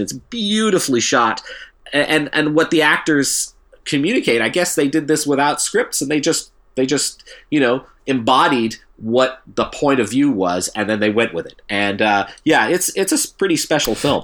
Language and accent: English; Canada